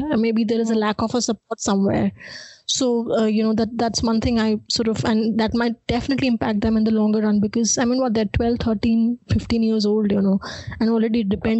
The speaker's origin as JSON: {"language": "English", "region": "Delhi", "country": "India", "said": "because I'm also from Delhi"}